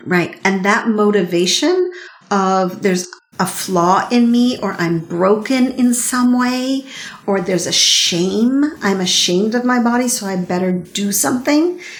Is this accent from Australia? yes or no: no; Montreal, Quebec, Canada; I grew up in Montreal